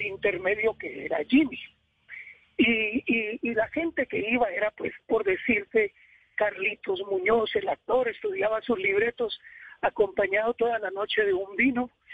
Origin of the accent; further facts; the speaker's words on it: Cartago, Valle del Cauca, Colombia; yo soy de Cartago, Valle del Cauca, y allá se escucha mucho la salsa